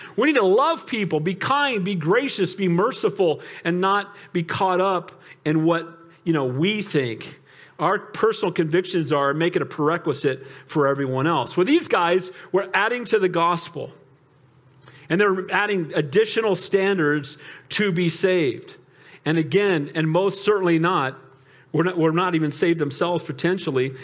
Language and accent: English; United States; I'm American